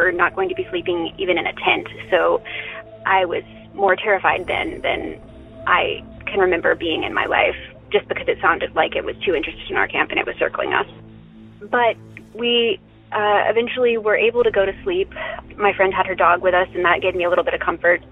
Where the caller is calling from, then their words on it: Western North Carolina, United States; I'm calling from Western North Carolina